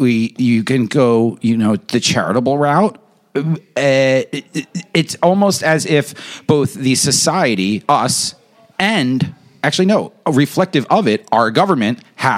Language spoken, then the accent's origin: English; United States; The oldest homes in the towns in rural Westchester County in Connecticut, where I'm from, the oldest homes are directly on the street.